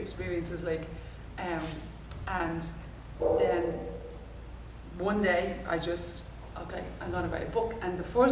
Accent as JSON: {"language": "English", "country": "Ireland", "said": "I'm an Irish natural mover"}